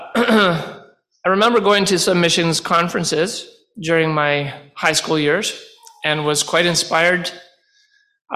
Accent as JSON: {"language": "English", "town": "Renfrew", "region": "Ontario", "country": "Canada", "tie": "born or raised there", "said": "I was born and raised in the Renfrew area."}